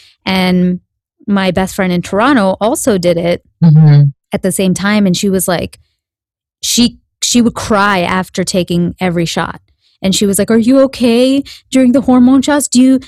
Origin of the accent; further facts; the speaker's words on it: India; I know, because I'm Indian and I know what the actual size of food is supposed to be. When you go to India, you see like apples, they're like this